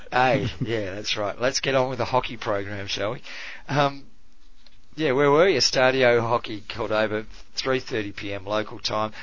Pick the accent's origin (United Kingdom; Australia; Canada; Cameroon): Australia; I'm Australian, but you become an oh, adopted